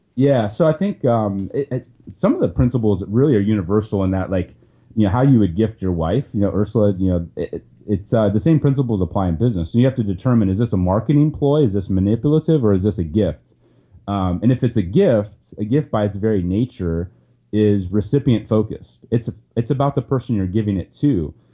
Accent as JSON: {"language": "English", "region": "Ohio", "country": "United States", "tie": "born or raised there", "also_born_or_lived": "Cleveland", "said": "I grew up in Ohio, which is a great place to grow up"}